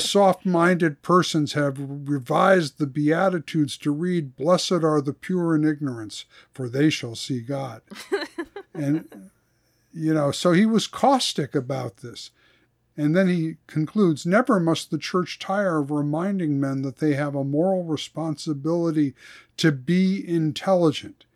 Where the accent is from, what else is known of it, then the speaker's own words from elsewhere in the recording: East Coast, United States; I grew up in the Missouri Synod too, but on the East Coast